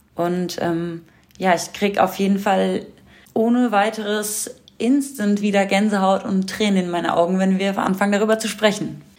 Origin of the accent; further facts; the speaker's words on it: Berlin, Germany; Ich bin hier in Deutschland aufgewachsen und geboren